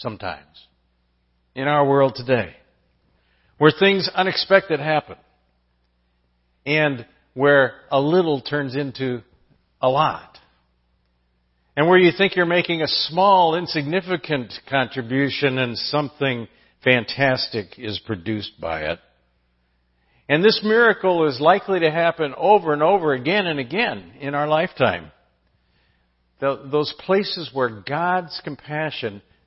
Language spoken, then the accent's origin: English; San Diego, California, United States; I grew up in San Diego